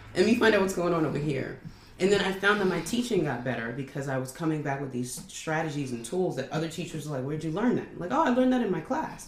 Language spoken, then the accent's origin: English; New York, United States; moved away; I'm from New York, I was young